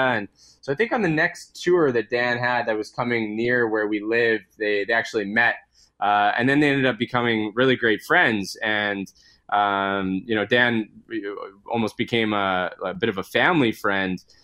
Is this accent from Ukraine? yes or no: no; Edmonton, Alberta, Canada; now in Vancouver, Canada; I'm originally from Edmonton, Alberta, so I was back, back visiting my family a couple of weeks ago